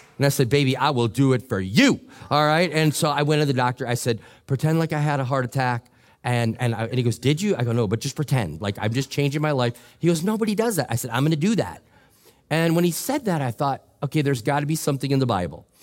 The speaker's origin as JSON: {"language": "English", "region": "Minnesota", "country": "United States", "said": "I'm from Minnesota"}